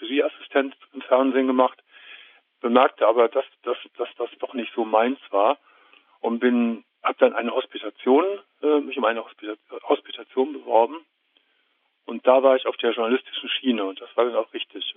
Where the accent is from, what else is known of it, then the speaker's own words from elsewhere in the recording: Gummersbach, North Rhine-Westphalia, Germany; ich komme aus Gummersbach